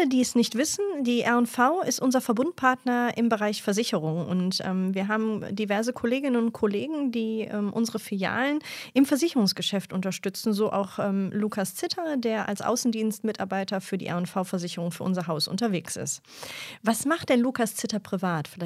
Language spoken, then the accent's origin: German; Mülheim an der Ruhr, North Rhine-Westphalia, Germany; Ich komme jetzt aus Mülheim an der Ruhr.